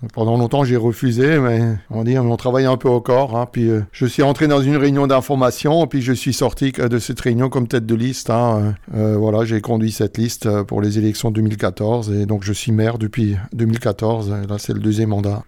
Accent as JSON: {"language": "French", "town": "Hindisheim", "region": "Grand Est", "country": "France", "tie": "born or raised there", "said": "je suis vraiment natif du village. Hein. J'ai toujours j'ai grandi, vécu à Indisheim."}